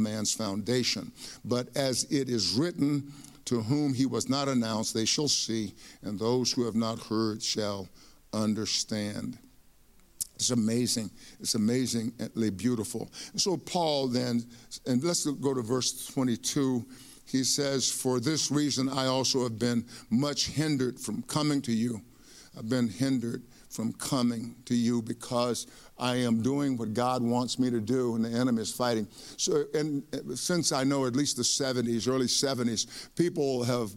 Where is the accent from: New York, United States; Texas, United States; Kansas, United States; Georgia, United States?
Texas, United States; East; I grew up in East Texas and with my mom and dad.